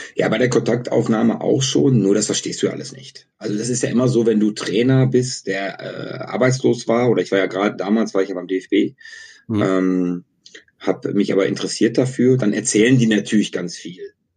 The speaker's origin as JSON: {"language": "German", "town": "Bocholt", "region": "North Rhine-Westphalia", "country": "Germany", "also_born_or_lived": "Austria / Namibia / Netherlands / Slovakia", "moved": "as an adult", "said": "ich komme ja aus Bocholt, das ist äh, bisschen Niederrhein, ein bisschen Münsterland, ein bisschen Niederlande, ein bisschen Ruhrgebiet"}